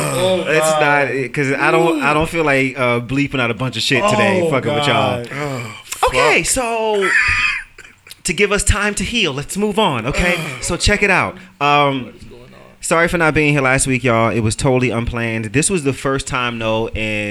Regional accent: New York City, New York, United States; I grew up in Brooklyn. I grew up in Red Hook in the projects

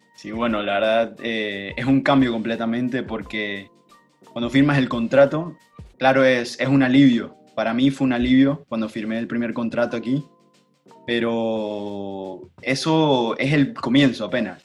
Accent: Panama; now in United States; yo crecí contigo, crecí en Panamá, crecí en fútbol en Panamá

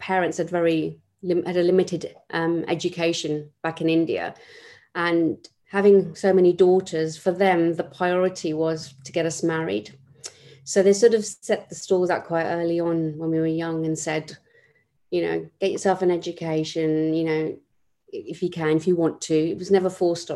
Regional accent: London, United Kingdom; I was born in West London to a family of eight children.

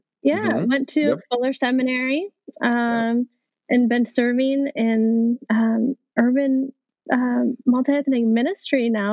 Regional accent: Minnesota, United States; I grew up in Minnesota, outside of the Twin Cities

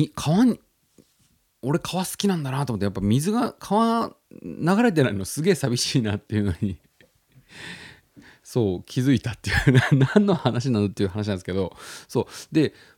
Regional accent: Tottori, Japan; moved away as an adult; also born or lived in Osaka; now in Tokyo, Japan; 僕が育ってきたそのふるさとの鳥取県っていう場所なんですけど

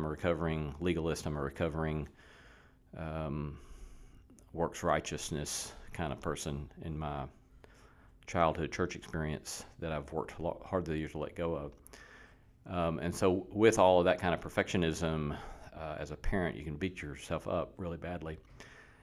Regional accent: Alabama, United States; moved away; I grew up in Alabama

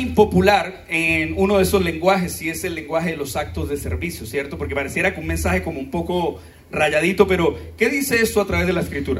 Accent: Colombia; qué lindos somos los colombianos

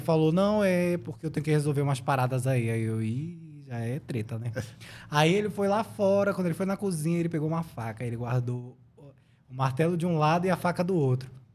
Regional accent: Manaus, Amazonas, Brazil; moved away as an adult; also born or lived in Brasília / São Paulo; sou lá de Manaus

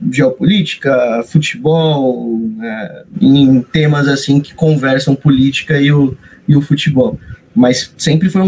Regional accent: Santo André, São Paulo, Brazil; also born or lived in São Caetano do Sul; Eu sou de São Caetano do Sul, mas Vivi minha vida toda em Santo André, na cidade vizinha, me considero andriense

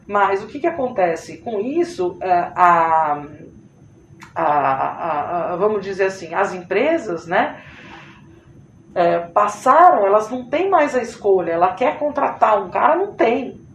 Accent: São Paulo, Brazil; moved away as an adult; now in Recife, Brazil; Eu sou paulista, trabalho aqui, estou eh, trabalhando aqui há nove anos no Nordeste.

